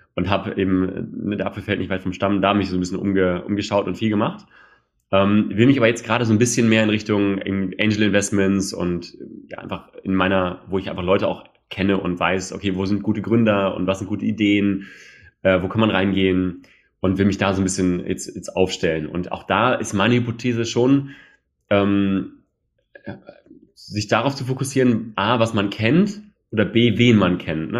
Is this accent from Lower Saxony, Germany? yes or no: yes; Hanover, Lower Saxony, Germany; wir sind ja Hannoveraner im Herzen, Hannoveraner